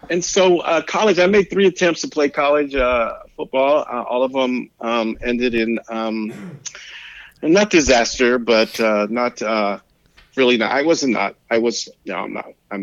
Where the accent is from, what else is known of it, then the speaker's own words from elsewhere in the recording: San Francisco, California, United States; also born or lived in Pacifica, California; I was born in San Francisco, raised in San Francisco. I'm a city kid. I grew up in the Mission District in San Francisco